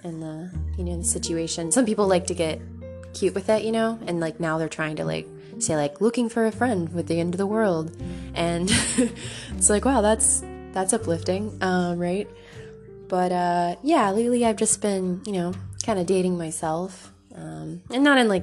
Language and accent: English; Florida, United States; I grew up in Florida